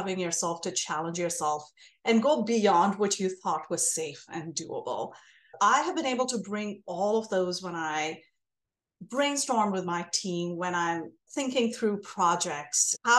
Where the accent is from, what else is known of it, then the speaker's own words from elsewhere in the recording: India; moved away as an adult; now in United States; I'm Indian American. I grew up in India. I was born and raised there, came here for graduate school, and now I have stayed here for as many years as I have lived in India.